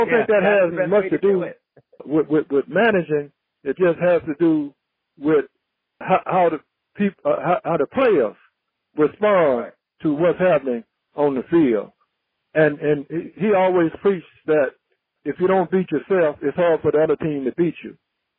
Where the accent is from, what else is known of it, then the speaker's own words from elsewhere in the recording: New York, United States; I'm so proud of my career as a New Yorker and a New York Met, and I'm hopeful that we can continue to work as a team in helping my hometown